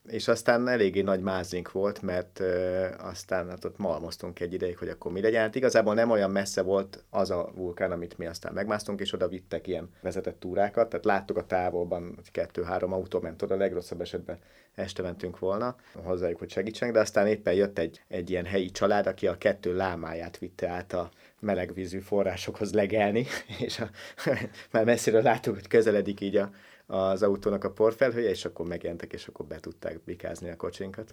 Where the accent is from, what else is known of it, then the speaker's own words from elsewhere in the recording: Hungary; én a Börzsönyben nőttem föl.